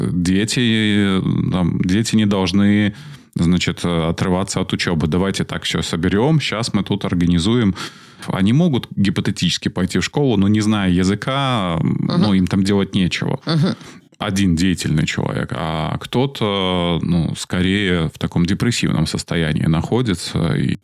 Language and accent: Russian; Belarus; мы, белорусы